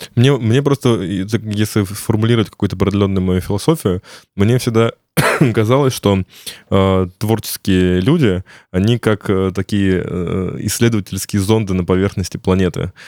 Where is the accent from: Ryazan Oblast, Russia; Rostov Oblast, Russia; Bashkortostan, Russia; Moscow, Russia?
Ryazan Oblast, Russia; Ryazan; я сам из Рязани